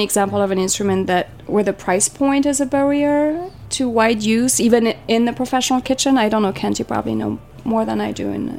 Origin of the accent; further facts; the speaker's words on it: Switzerland; moved away; I'm from Switzerland